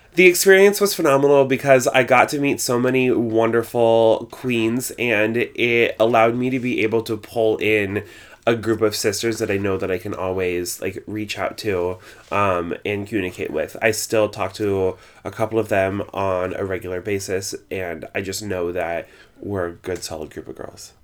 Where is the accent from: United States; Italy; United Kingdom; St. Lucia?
United States; Longmont, Colorado; moved away as an adult; also born or lived in Nebraska / Laramie, Wyoming / Greeley, Colorado / Denver, Colorado; now in New York City, United States; I moved to Longmont, Colorado, which is a suburb of Boulder, uh, when I was three years old, and I lived there until I was eighteen